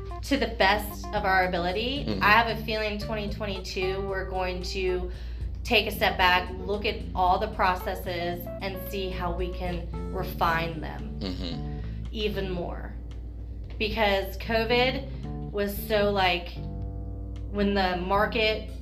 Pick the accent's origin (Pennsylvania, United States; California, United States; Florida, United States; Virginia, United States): Virginia, United States; Virginia Beach; Born and raised, grew up in a house in Allenton